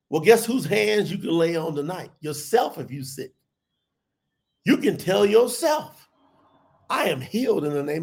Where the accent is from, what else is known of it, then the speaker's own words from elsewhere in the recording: the South, United States; I grew up in the South